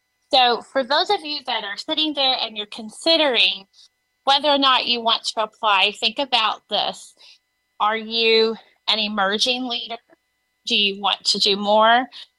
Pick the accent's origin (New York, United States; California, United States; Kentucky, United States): Kentucky, United States; Louisville; As Zelda said, I'm from Louisville, Kentucky.